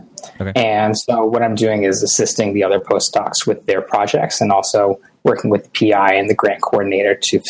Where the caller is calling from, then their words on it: Boston, Massachusetts, United States; Boston, Massachusetts.